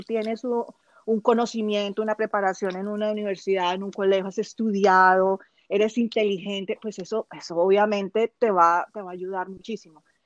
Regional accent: Colombia; moved away; also born or lived in United Arab Emirates; vivo en el exterior, soy colombiana, pero vivo en el exterior hace muchísimos años.

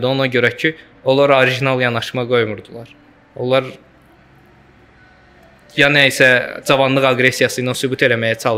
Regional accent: Azerbaijan; Səsimin tonundan başa düşdü ki, Azərbaycanlıyam dedi.

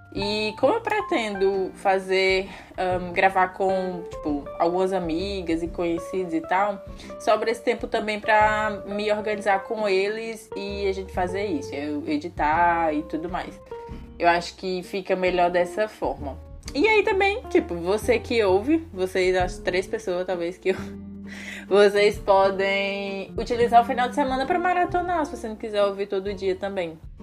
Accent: Brazil; moved away as an adult; Eu falo isso como brasileiro

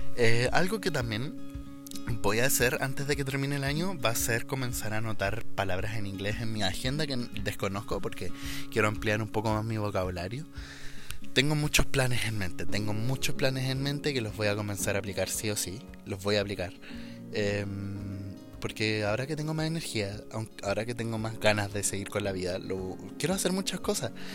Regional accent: Chile; soy chileno

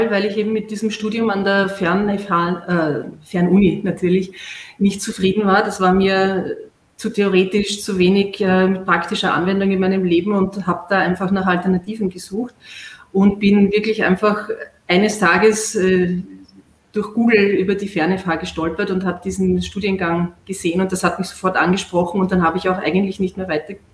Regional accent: Vienna, Austria; Ich komme aus Wien. Ich bin jetzt 42 Jahre alt

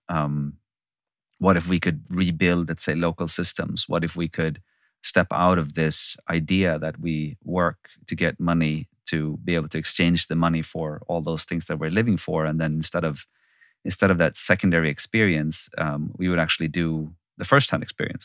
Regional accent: Sweden; I'm born and raised in Sweden.

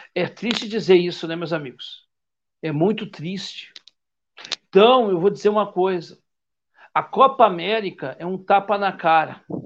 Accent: Rio Grande do Sul, Brazil; eu sou gaúcho

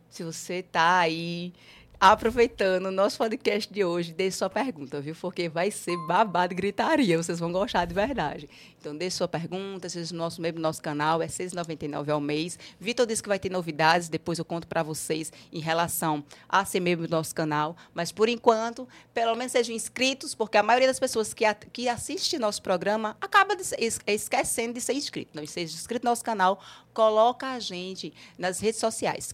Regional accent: Northeast Region, Brazil; nós que somos nordestinos

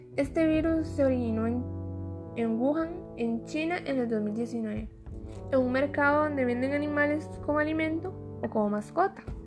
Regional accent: Costa Rica; soy costarricense

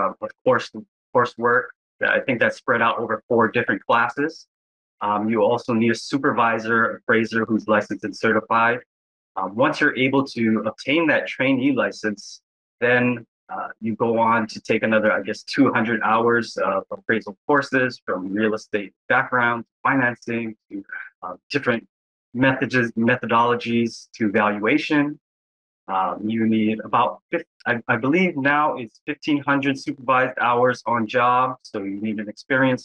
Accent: Aiea Heights, Oahu, Hawaii, United States; I'm a certified residential appraiser here on Oahu. Born and raised in the Aleva Heights area

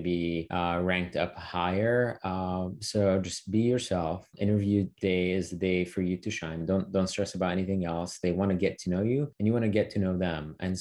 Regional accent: Syria; moved away as an adult; now in United States; growing up in the Middle East and Syria and then making the transition over to the States

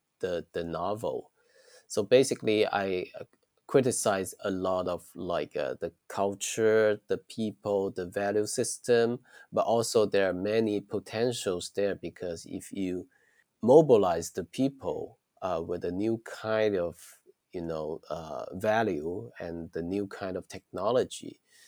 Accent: Shantou, Guangdong, China; English is a second language; Yeah, I was born and raised in a city, small city named Shantou. We said it's small because the population only 3 million people.

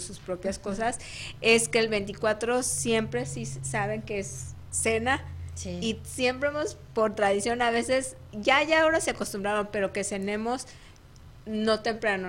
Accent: Mexico City, Mexico; now in United States; Yo de la Ciudad de México, aunque ambos somos de México

